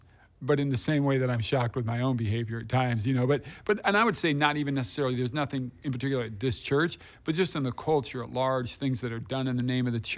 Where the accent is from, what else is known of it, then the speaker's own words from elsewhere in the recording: Des Moines, Iowa, United States; I grew up in Des Moines. That's where I grew up.